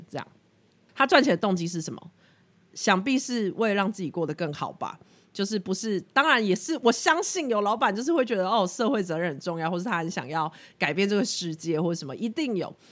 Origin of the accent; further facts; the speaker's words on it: Pingtung County, Taiwan; also born or lived in Australia; 我在二零一八年底回来，年底回来，然后我是屏东人，所以那个时候一回到台湾就先回屏东住